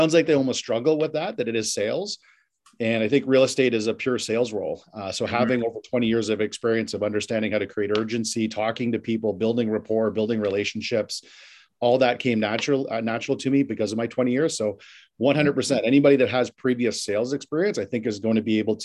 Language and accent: English; Ottawa, Ontario, Canada; moved away as an adult; also born or lived in London, England / Boston / Toronto; I've lived in London, England, Boston, Toronto. My hometown's Ottawa